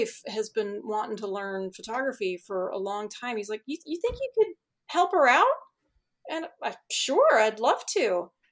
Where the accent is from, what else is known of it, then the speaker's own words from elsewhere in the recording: Chicago, Illinois, United States; moved away; I grew up in Chicago